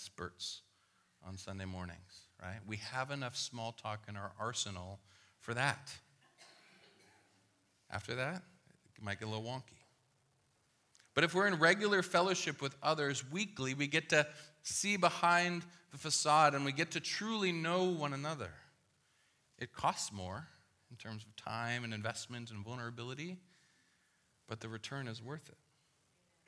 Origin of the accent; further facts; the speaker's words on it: Midwest, United States; I was born in the Midwest